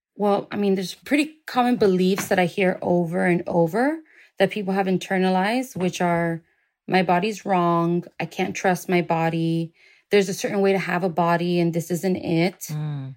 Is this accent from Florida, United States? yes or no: yes; Miami, Florida, United States; I was born and raised in Miami.